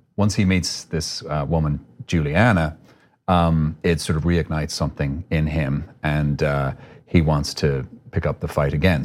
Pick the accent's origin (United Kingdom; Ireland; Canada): Ireland; accent: Irish; moved away as an adult; now in United States